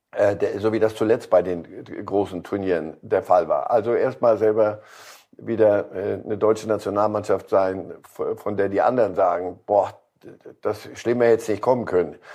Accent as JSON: {"language": "German", "country": "Switzerland", "said": "Ähm, die Schweiz, als Schweizer Staatsbürger kann ich Ihnen sagen, äh, nichts ist den Schweizern lieber, als dem nördlichen Großkanton mal eine überzuziehen."}